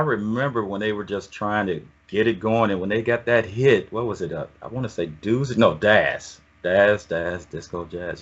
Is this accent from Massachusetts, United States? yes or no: no; Oakland, California, United States; also born or lived in Atlanta, Georgia; I was born in Atlanta, but raised in the o- Oakland